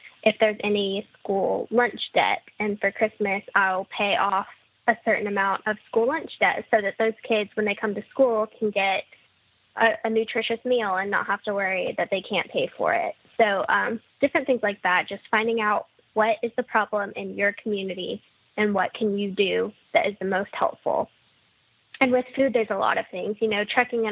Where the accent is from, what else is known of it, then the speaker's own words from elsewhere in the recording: Mississippi, United States; both you and I growing up in Mississippi